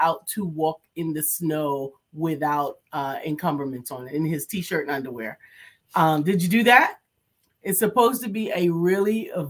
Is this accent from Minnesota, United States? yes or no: no; New York, United States; I'm from New York.